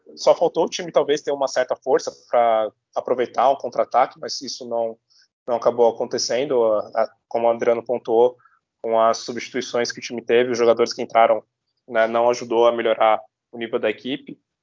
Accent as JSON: {"language": "Portuguese", "country": "Brazil", "said": "sendo brasileiro e cientista"}